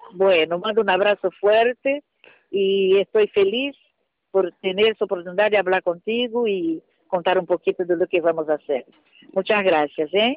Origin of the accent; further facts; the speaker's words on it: Brazil; soy una cantante brasileña